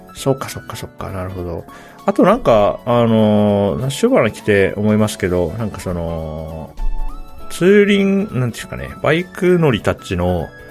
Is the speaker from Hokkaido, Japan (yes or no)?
yes; Hokkaido, Japan; moved away as an adult; 24歳まで北海道に住んでたんで、うん、かつ、19歳までは北海道の外に一歩も出たことなかったんですよ。はい、だから割と、なんていうか、そう、喫水のどさんことして育った